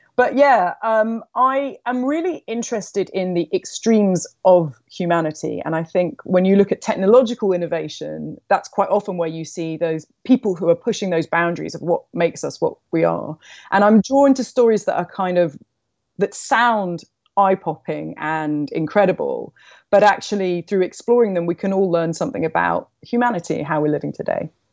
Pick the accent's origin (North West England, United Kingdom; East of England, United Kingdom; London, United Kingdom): London, United Kingdom; I grew up in London.